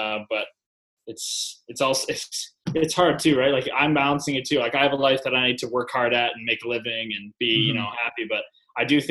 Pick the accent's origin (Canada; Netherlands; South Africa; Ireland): Canada; I'm a Canadian.